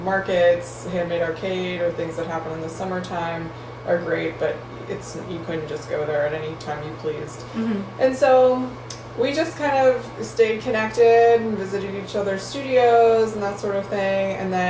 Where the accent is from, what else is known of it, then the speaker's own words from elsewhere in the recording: Bethel Park, Pennsylvania, United States; So I grew up in Pittsburgh as well. Bethel Park was where I grew up and went to school.